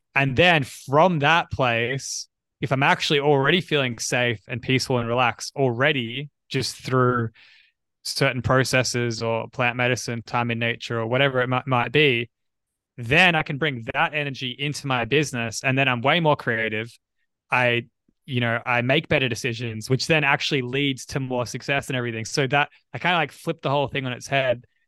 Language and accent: English; Australia; I'm from Australia